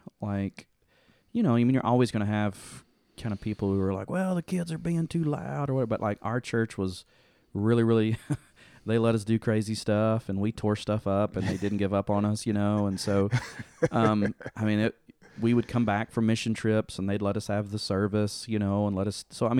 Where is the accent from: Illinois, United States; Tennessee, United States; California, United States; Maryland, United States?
Tennessee, United States; Dover; So I grew up in Dover, Tennessee, which is a pretty small town, and went to the First Baptist there.